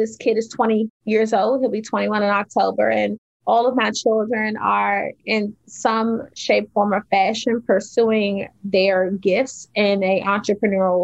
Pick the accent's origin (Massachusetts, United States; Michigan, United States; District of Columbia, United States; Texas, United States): District of Columbia, United States; Washington; I grew up in Washington, D.C., in the projects of Washington, D.C., in the inner city.